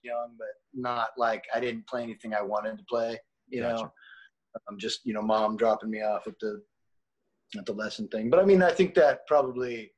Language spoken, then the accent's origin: English; Sacramento, California, United States; I grew up in Sacramento